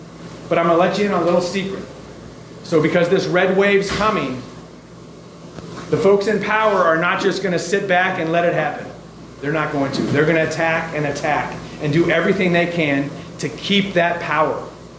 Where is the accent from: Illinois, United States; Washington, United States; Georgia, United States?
Illinois, United States; Springfield; Being in my hometown and in Sangamon County